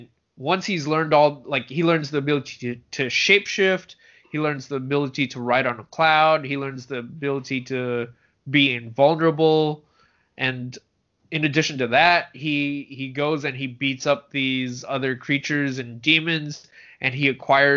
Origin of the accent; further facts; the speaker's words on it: San Francisco, California, United States; I grew up in San Francisco, where there's a pretty decent number of Asian kids